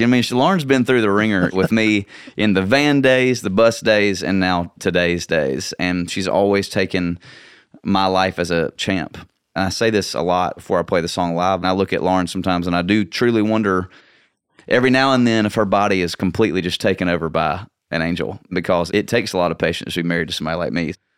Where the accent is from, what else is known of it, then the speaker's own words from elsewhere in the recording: Nashville, Tennessee, United States; also born or lived in Valdosta, Georgia / San Antonio, Texas; we moved to Nashville when I was two and a half years old. But growing up in Nashville